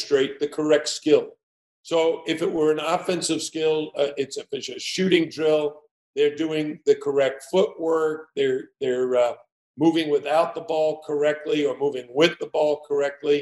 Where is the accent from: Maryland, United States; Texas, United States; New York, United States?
New York, United States; New York City; I grew up in New York City